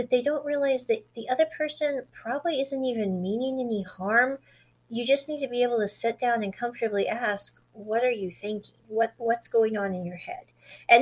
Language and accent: English; the Midwest between Nebraska and Kansas, United States; I was raised in the Midwest between Nebraska and Kansas